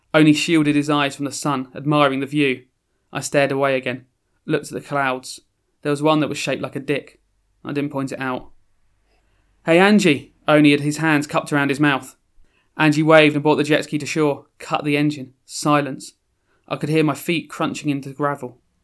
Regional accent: London, United Kingdom; moved away as an adult; also born or lived in Croydon; now in Sheffield, United Kingdom; I'm from South London originally, uh, sort of born in Croydon in South London, and then, uh, as a lot of families did, as, you know, parents sort of started doing better economically, moved slowly out of South and South and South

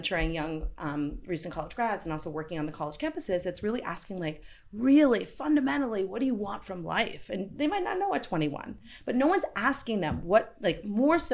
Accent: Vermont, United States; I grew up in Vermont

